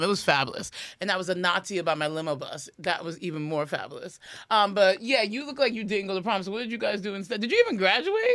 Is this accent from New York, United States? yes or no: yes; New York City, New York, United States; Priya's from Queens, like me